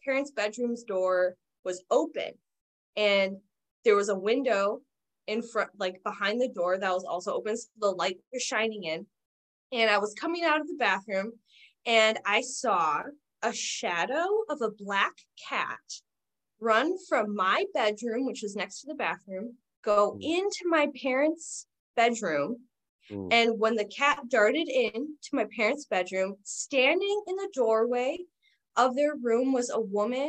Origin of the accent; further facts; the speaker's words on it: Southeast Wisconsin, United States; I grew up in Southeast Wisconsin in an older neighborhood